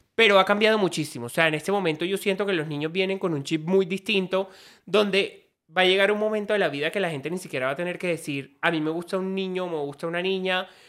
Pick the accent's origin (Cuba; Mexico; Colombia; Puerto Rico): Colombia; Caribbean coast; soy costeño, familia ganadera, familia costeña, donde a mí nunca me dijeron eh, no a muchas cosas, pero sí a esto es de niño y esto es de niña. O sea, yo me crié con esa perspectiva